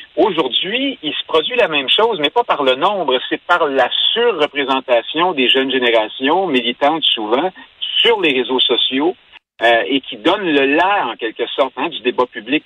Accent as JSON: {"language": "French", "region": "Quebec", "country": "Canada", "said": "Là, au Québec"}